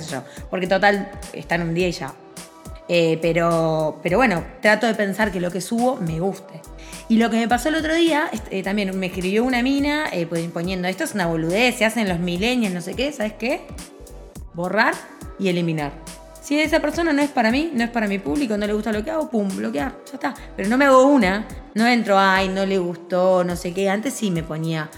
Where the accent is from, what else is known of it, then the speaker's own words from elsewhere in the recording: Montevideo, Uruguay; moved away as an adult; yo como uruguaya me fui de Uruguay porque me sentía siempre muy juzgada